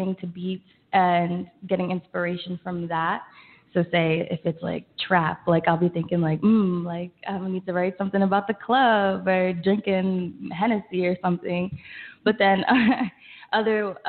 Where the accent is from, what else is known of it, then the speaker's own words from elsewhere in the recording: Richmond, Pennsylvania, United States; moved away as an adult; now in New York City, United States; songwriter from Richmond, Pennsylvania. Came to school here in New York City